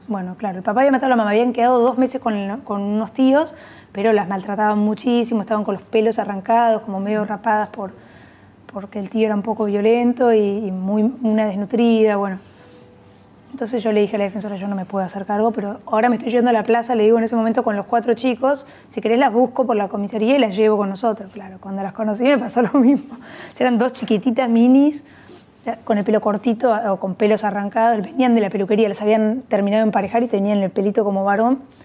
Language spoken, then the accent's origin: Spanish; Buenos Aires, Argentina; yo viví de chica siempre acá en Buenos Aires